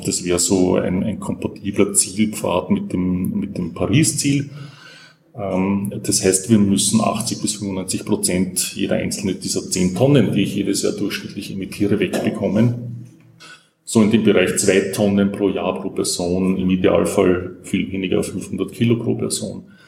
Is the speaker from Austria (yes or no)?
yes; Austria; bei uns in Österreich